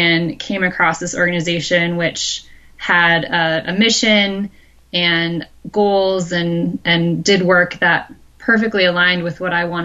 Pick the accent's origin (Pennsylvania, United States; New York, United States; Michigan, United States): Michigan, United States; now in Pacific Northwest, United States; I grew up in the Midwest. I grew up in Michigan